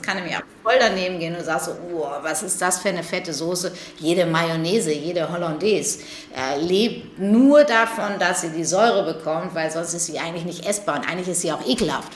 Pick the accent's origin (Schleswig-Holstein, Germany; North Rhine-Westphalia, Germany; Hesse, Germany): North Rhine-Westphalia, Germany; between Paderborn and Bielefeld; now in Hamburg, Germany; Ich bin ja groß geworden ähm, zwischen Paderborn und Bielefeld